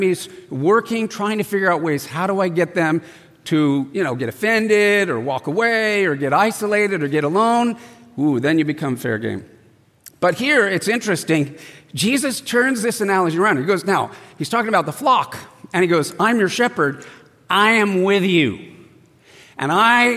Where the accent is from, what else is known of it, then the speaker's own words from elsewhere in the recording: El Cajon, California, United States; I grew up in East County, where Dennis is from, Agajanian, El Cajon, and I went to El Cajon Valley High School